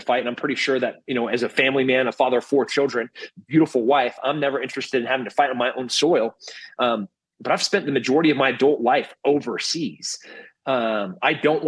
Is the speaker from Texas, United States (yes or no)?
yes; Texas, United States; as a Texan